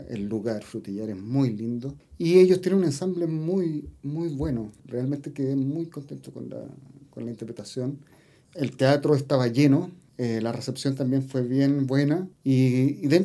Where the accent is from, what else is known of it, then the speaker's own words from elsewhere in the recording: Los Andes, Valparaíso, Chile; born there; also born or lived in Viña del Mar; En realidad mis papás son de los Andes. Nací, eh, soy nacido